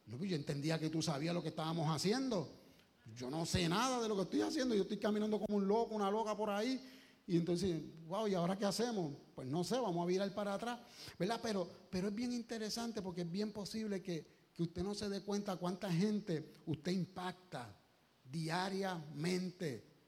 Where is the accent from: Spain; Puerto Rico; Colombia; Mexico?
Puerto Rico; como buen boricua, que somos con orgullo